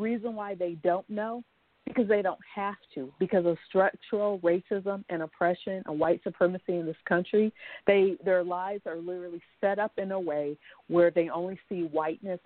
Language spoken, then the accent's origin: English; Omaha, Nebraska, United States; I grew up in Omaha, Nebraska